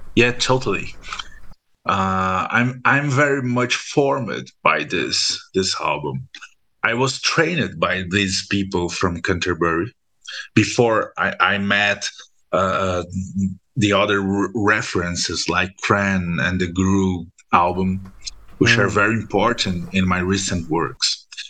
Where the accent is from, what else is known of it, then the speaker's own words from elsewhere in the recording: Brazil; in Brazil, when we when we are uh, from a middle class uh, family, we learn at school that we not Brazilian